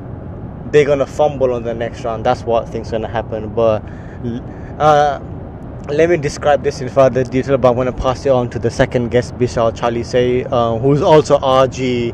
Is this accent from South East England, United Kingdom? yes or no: yes; Reading, South East England, United Kingdom; And I'm a Chelsea fan. And I'm from Reading, Berkshire, RG2.